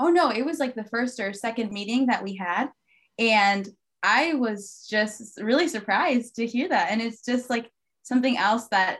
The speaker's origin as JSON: {"language": "English", "town": "Wyoming", "region": "Michigan", "country": "United States", "tie": "born or raised there", "said": "My sisters and I grew up in Wyoming, Michigan, but my parents are from Mexico"}